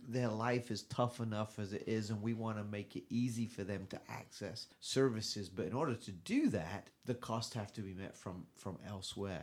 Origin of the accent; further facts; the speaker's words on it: England, United Kingdom; now in United States; I'm from England